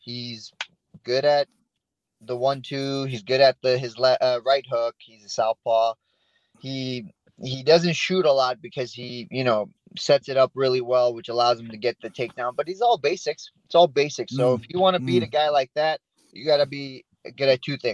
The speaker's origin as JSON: {"language": "English", "town": "Yorba Linda", "region": "California", "country": "United States", "tie": "born or raised there", "also_born_or_lived": "Iran", "lives_now": "Placentia, United States", "said": "I pretty much lived in Yorba Linda ever since, so about 20 years in Yorba Linda"}